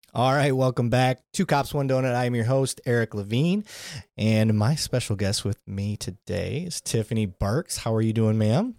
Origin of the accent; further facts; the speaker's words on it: Flint, Michigan, United States; where I grew up, growing up in Flint